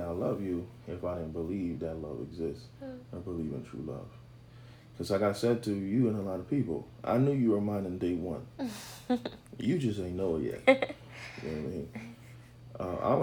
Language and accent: English; Haiti; I'm from Haiti.